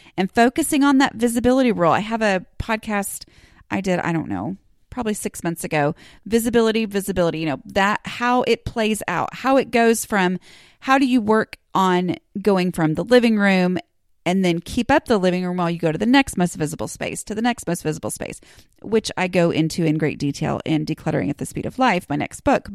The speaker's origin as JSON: {"language": "English", "town": "Dallas", "region": "Texas", "country": "United States", "said": "I'm technically from Dallas"}